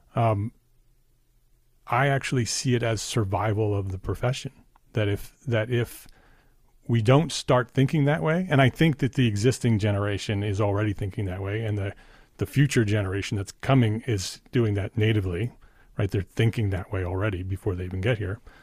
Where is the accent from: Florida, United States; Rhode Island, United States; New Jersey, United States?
New Jersey, United States; Paramus; I grew up in Paramus, that's why I asked. Bergen County